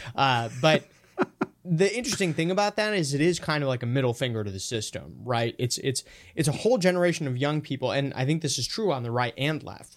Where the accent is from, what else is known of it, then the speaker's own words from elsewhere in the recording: Minnesota, United States; I'm from Minnesota